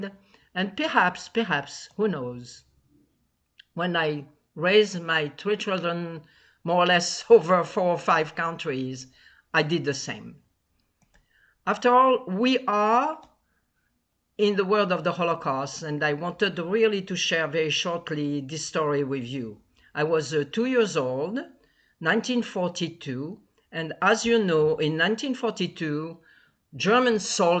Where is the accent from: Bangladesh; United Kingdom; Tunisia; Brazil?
Tunisia; Tunis, Tunis Governorate; moved away; I was born in Tunis, Tunisia